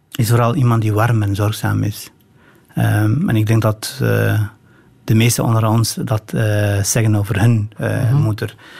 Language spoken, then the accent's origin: Dutch; northern Albania, Albania; now in Belgium; in Albanië, zeker van waar ik kom, in het noorden